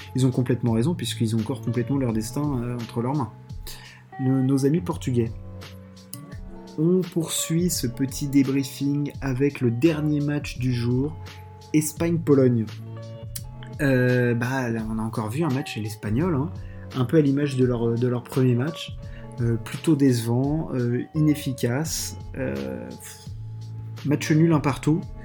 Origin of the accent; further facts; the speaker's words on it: France; chez nous en France